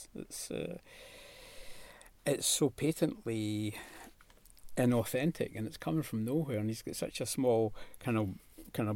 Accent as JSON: {"language": "English", "region": "Scotland", "country": "United Kingdom", "said": "as a Scotsman"}